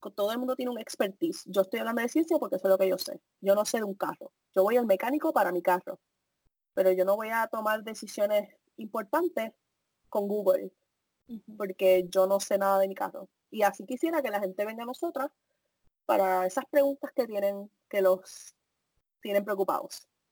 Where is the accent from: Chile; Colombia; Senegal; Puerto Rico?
Puerto Rico; moved away